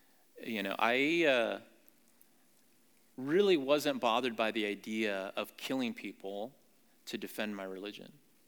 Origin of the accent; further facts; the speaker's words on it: Saudi Arabia; also born or lived in Dallas-Fort Worth, Texas / Springfield, Missouri; now in United States; and he was done with school, he moved us back home to Saudi Arabia, which is where I grew up, in the kingdom of Saudi Arabia.